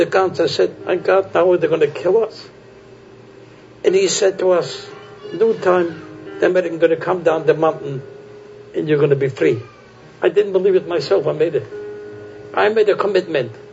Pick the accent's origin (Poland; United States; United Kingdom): Poland; I was born in Poland.